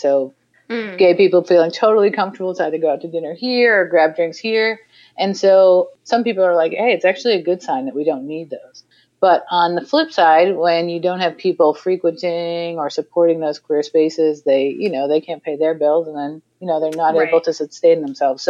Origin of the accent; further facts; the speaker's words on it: Massachusetts, United States; moved away as an adult; also born or lived in Brooklyn, New York; I'm originally from the East Coast, from Massachusetts